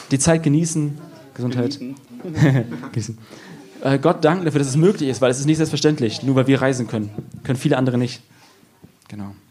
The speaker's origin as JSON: {"language": "German", "region": "Lower Saxony", "country": "Germany", "said": "Also ich bin aus Friese und ich nuschel, das ist so wie Veranlagung."}